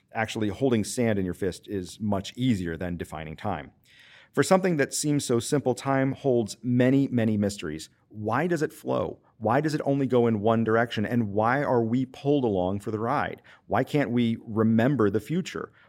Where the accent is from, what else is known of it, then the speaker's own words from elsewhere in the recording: Western Pennsylvania, United States; moved away as an adult; also born or lived in Charleston, South Carolina; now in Winston-Salem, United States; I'm originally from Western Pennsylvania and grew up in a teaching household